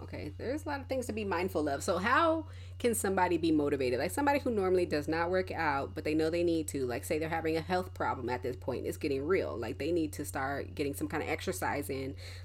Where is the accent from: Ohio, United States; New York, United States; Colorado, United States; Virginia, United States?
Colorado, United States; because I grew up in Colorado for a little bit, and whenever it would snow, be a blizzard outside during track season